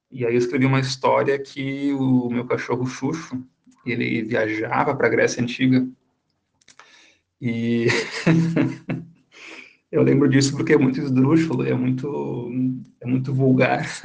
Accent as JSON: {"language": "Portuguese", "town": "Caxias do Sul", "region": "Rio Grande do Sul", "country": "Brazil", "tie": "born or raised there", "said": "crescendo em Caxias, que fica na Serra Gaúcha, e que é um lugar muito frio."}